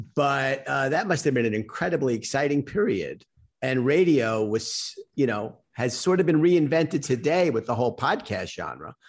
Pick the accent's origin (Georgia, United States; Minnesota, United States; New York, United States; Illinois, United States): New York, United States; New York City; I was on mass transit going from where I grew up in Queens into Manhattan